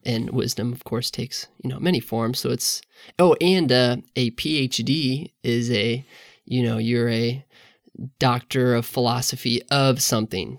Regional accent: the Northland, Missouri, United States; I grew up in the Northland, uh, north of the river

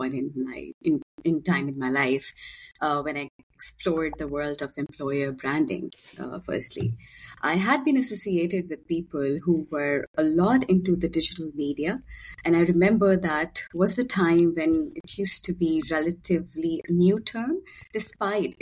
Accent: Pakistan; born and raised in Pakistan

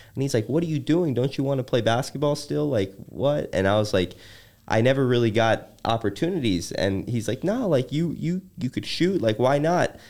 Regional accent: Chicago, Illinois, United States; growing up in Chicago

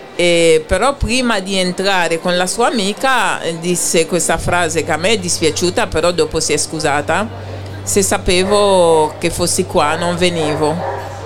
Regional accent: Haiti; moved away; io vengo da Haiti

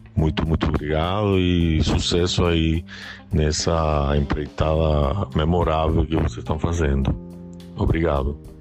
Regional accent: Cuba; now in Brazil; sou cubano e moro no Brasil faz 22 anos

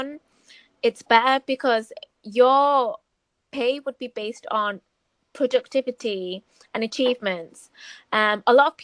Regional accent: Manchester, North West England, United Kingdom; I'm from Manchester

